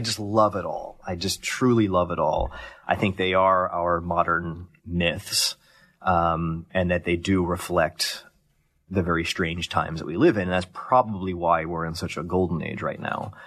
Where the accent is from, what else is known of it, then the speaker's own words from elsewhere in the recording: Columbus, Ohio, United States; Columbus, Ohio.